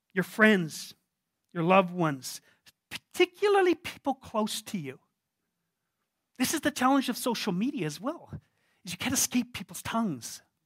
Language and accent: English; Canada; I'm a Canadian. We're quite reserved.